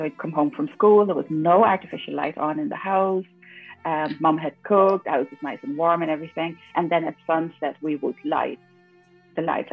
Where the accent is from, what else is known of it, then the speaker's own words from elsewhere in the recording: Netherlands; also born or lived in Suriname; So I grew up in the Netherlands. I was very young when we moved there, so I have no memories of Suriname